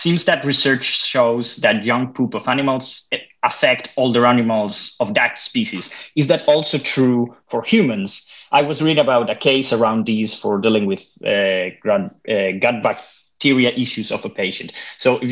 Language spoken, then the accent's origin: English; Spain; now in Denmark; I come from Spain